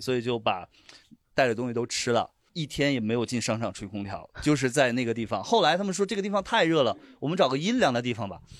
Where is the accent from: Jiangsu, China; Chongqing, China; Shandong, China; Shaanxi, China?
Shandong, China; Weihai; moved away; 我是山东人